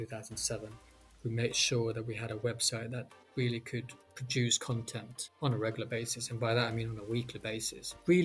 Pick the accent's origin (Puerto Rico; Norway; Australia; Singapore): Norway; Bergen, Vestland; moved away; my hometown back in Norway, Bergen